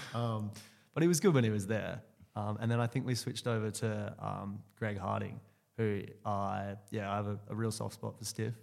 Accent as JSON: {"language": "English", "town": "Clackline", "region": "Western Australia", "country": "Australia", "tie": "born or raised there", "also_born_or_lived": "Subiaco, Western Australia / Chidlow, Western Australia", "said": "I grew up actually out near Northam in, uh, in a place called Clachlon."}